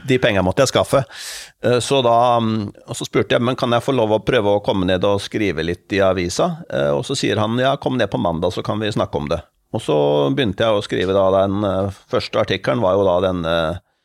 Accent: Fredrikstad, Østfold, Norway; min hjemby Fredrikstad.

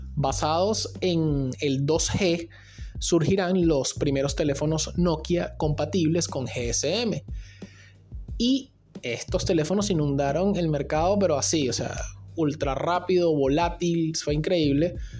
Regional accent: Venezuela; en mi país, en Venezuela

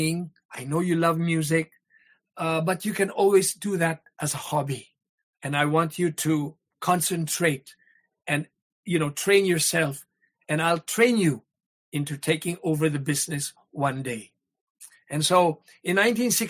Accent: Iloilo City, Western Visayas, Philippines; moved away; also born or lived in Negros; In Iloilo. I grew up in Iloilo

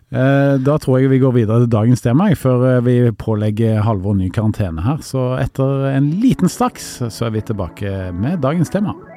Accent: Karmøy, Rogaland, Norway; moved away; jeg kommer jo opprinnelig fra Karmøyna, altså ikke så langt fra Haugesund

